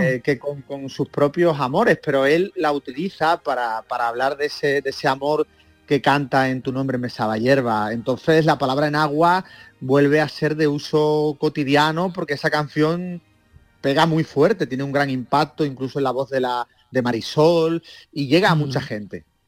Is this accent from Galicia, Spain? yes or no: no; the Atlantic, Andalusia, Spain; yo nací en el Atlántico